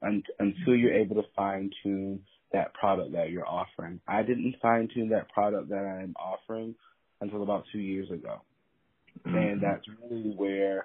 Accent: East Coast, United States; also born or lived in Atlanta; now in Los Angeles, United States; I'm from the East Coast

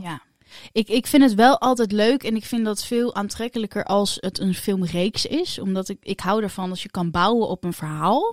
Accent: Netherlands; wij als Nederlanders

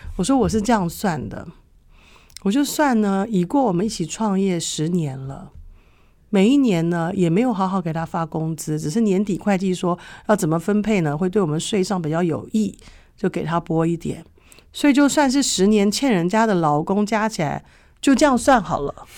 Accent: Taipei, Taiwan; now in New Zealand; 我很羡慕以前在台北长大的时候

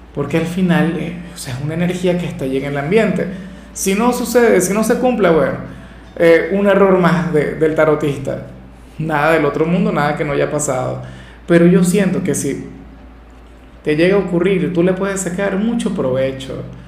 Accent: Venezuela; En mi país, en Venezuela

